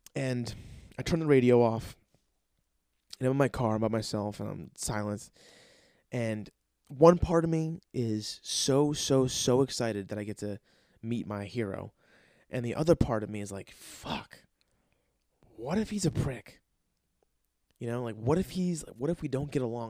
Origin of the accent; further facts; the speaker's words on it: New Jersey, United States; I'm from New Jersey